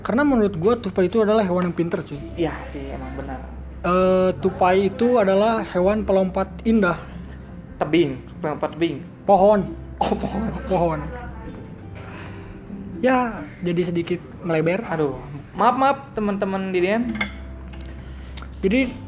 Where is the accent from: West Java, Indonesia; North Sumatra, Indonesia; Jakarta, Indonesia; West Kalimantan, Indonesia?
West Java, Indonesia; Bandung; asa bukan orang Bandung banget gitu kan kita orang